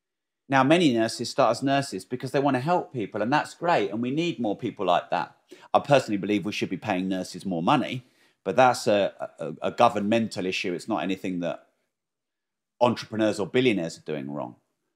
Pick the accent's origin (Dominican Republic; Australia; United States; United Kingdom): United Kingdom; Peterborough, East of England; also born or lived in Newmarket / Bury St Edmunds / Cambridge; I actually don't like Peterborough probably is my home, even though I wasn't born there. because I was born in Newmarket but didn't live there very long, and then Bury St Edmunds didn't live there very long